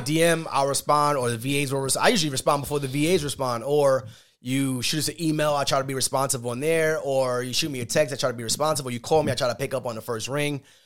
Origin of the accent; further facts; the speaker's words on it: New York, United States; we're from New York